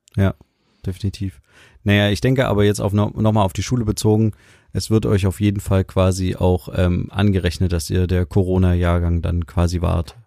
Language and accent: German; Germany; ich begreife Deutschland so als meine Heimat